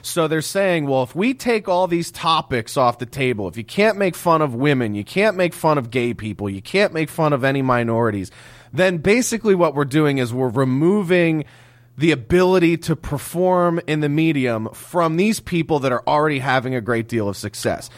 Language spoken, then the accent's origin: English; Philadelphia, Pennsylvania, United States; I grew up in Philadelphia